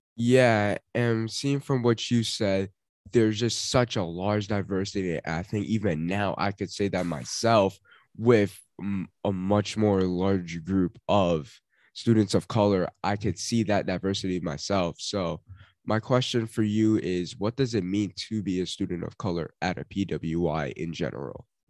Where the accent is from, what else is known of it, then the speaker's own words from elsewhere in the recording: New York, United States; being a New Yorker